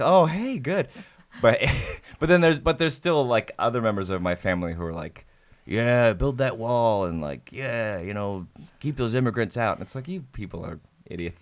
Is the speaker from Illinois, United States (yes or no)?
no; Nebraska, United States; moved away as an adult; also born or lived in Savannah, Georgia; I, um, grew up in Nebraska